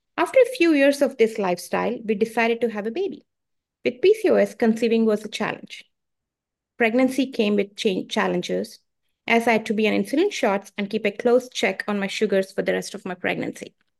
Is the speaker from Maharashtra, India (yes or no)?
no; Bangalore, Karnataka, India; moved away as an adult; now in Richmond; I come from India. I come from a place called Bangalore, India. I came here 20 years ago, and uh, I live in Richmond